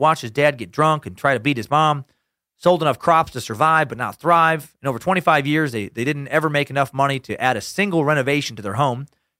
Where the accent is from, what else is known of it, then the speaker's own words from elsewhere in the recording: Idaho, United States; It reminds me of some homeschool kids that I grew up with around Idaho.